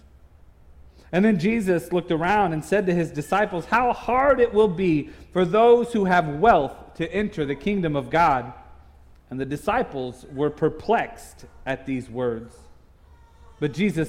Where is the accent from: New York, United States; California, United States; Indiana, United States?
Indiana, United States; moved away as an adult; I grew up in Indiana, so we didn't have Price Chopper or Hy-Vee growing up